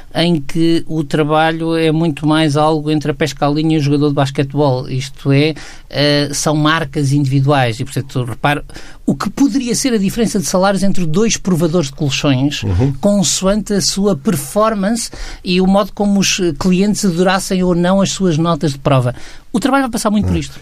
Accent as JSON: {"language": "Portuguese", "town": "Aveiro", "region": "Centro", "country": "Portugal", "tie": "born or raised there", "said": "eu nasci em Aveiro"}